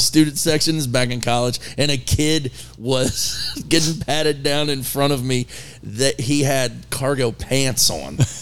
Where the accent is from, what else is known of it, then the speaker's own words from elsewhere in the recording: Maryland, United States; also born or lived in Virginia / West Virginia; now in North Carolina, United States; I grew up in there in Maryland